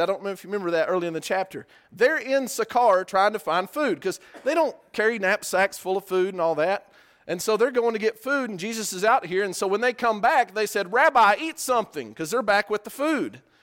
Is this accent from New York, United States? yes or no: no; West Texas, United States; I'm from West Texas